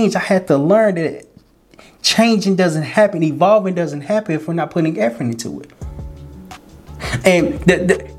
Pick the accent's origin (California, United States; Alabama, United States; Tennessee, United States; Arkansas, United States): Arkansas, United States; Little Rock; moved away as an adult; also born or lived in Florida; I was born in Little Rock, Arkansas